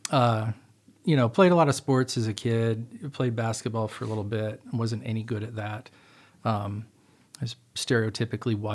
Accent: Utah, United States; moved away; also born or lived in Seattle, Washington; I was born in Utah, uh, grew up there as a little kid

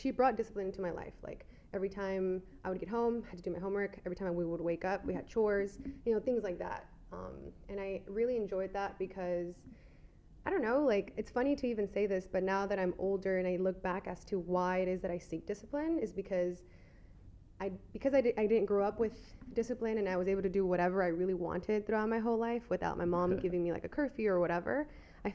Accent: San Diego, California, United States; I was born and raised here in San Diego.

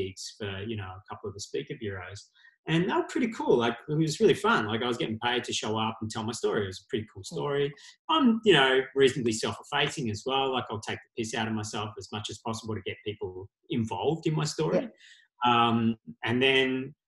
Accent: Australia; we are Australian and just can come back to Australia

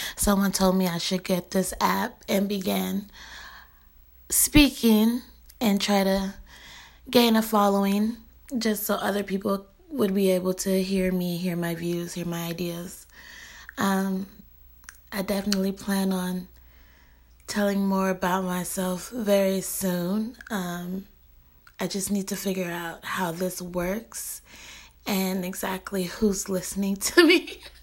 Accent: Bay Area, California, United States; I'm from the Bay Area

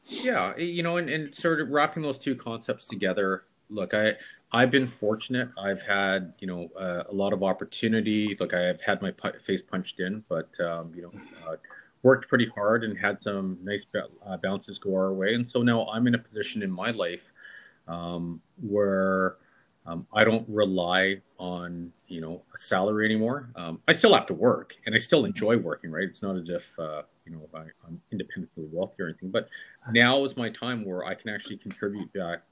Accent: Vancouver, British Columbia, Canada; I was born in Canada, yeah. in Vancouver, in 1970, and I went to five elementary schools in seven years.

